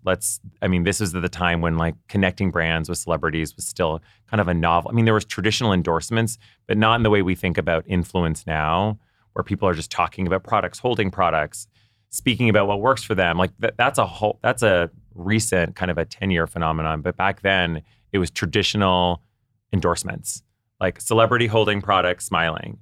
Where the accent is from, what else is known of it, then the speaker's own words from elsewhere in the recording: Ottawa, Ontario, Canada; moved away; I grew up in Ottawa, Canada